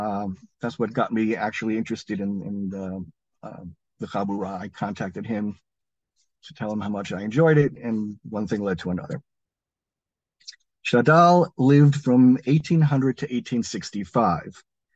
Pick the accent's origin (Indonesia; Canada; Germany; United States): United States; I am no Sfaradi. I'm an American of Ashkenazi origin, Hungarian, German, and Lithuanian.